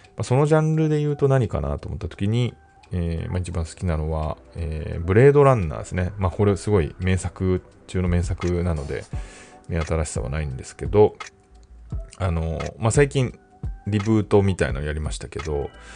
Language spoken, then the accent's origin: Japanese; Tokyo, Japan; 自分はあの、東京生まれ東京育ちなんで、その変わった訛りとかはない